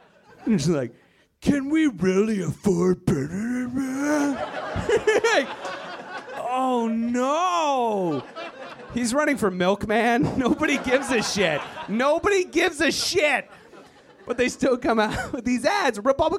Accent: Virginia, United States; moved away as an adult; I am originally from Virginia, white power. It's a it's a terrible place full of terrible people. I'm glad I left, but I got to go back.

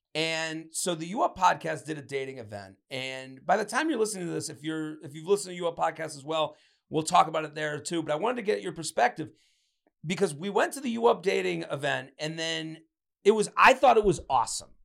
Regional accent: Boston, Massachusetts, United States; I grew up on Phantom Gourmet in the Boston area

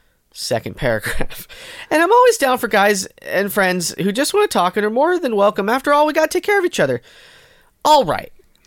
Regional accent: India; I'm from India, Asia.

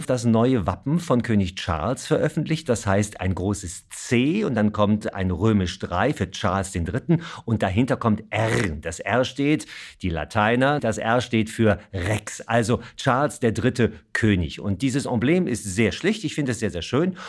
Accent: Germany; bei uns in Deutschland

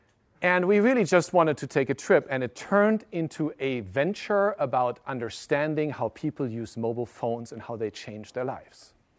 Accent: Germany; also born or lived in Japan; I grew up in Germany, but I caught my mobile virus in Tokyo. I lived in Japan in 1994.

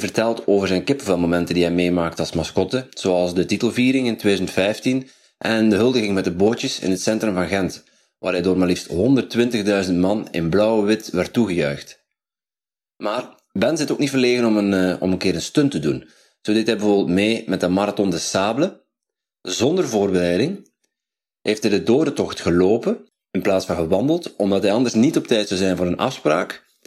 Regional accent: Netherlands; Ik ben een Nederlander

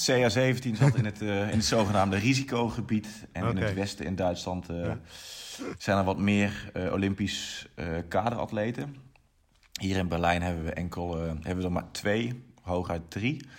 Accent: Eindhoven, North Brabant, Netherlands; also born or lived in Nijmegen; now in Germany; ik kom eigenlijk uit Eindhoven

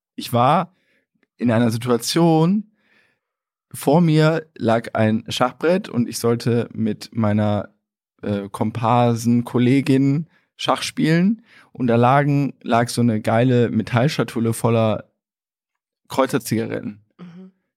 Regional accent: Germany; wir Deutschen

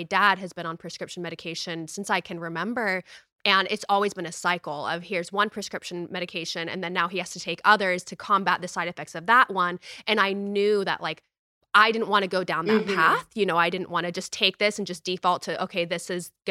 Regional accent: United States; me growing up in the United States

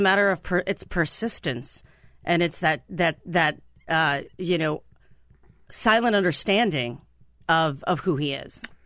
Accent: Mahoning Valley, Ohio, United States; now in Washington, D.C., United States; I'm from the Mahoning Valley

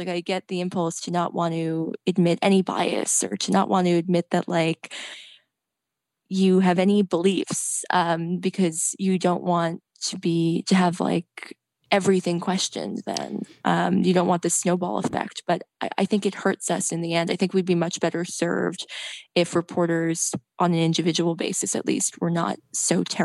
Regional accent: Red Bank, New Jersey, United States; I was writing for an alt weekly in New Jersey, where I'm from Red Bank, New Jersey

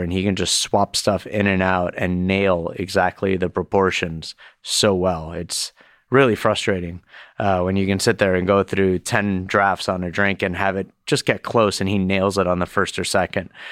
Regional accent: Miami, Florida, United States; also born or lived in Boston; now in New York, United States; growing up in Miami

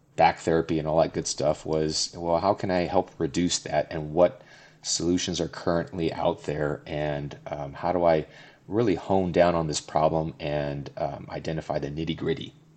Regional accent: Southern California, United States; born or raised there; moved away as an adult; now in Denver, United States

